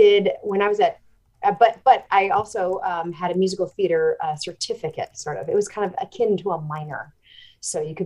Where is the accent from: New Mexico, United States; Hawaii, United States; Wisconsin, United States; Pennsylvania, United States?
Wisconsin, United States; Milwaukee; moved away as an adult; also born or lived in Evanston, Illinois / Chicago, Illinois; now in New York City, United States; I was born in Evanston, but I grew up in a suburb of Milwaukee, Wisconsin